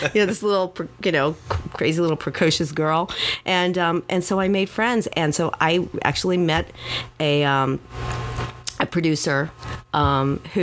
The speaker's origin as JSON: {"language": "English", "town": "Miami", "region": "Florida", "country": "United States", "tie": "born or raised there", "also_born_or_lived": "New York / Los Angeles / Louisiana", "said": "born and raised here in Miami, Southwest High School"}